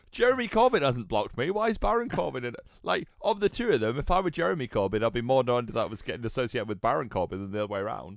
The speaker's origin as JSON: {"language": "English", "country": "United Kingdom", "said": "I'm British"}